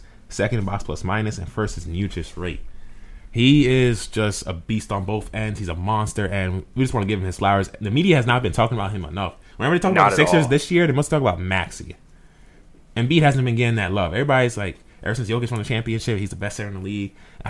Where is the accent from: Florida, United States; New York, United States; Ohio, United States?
New York, United States; Nyack; Yo, shout out to Nyack. We're both from Nyack, man. We're both from Nyack.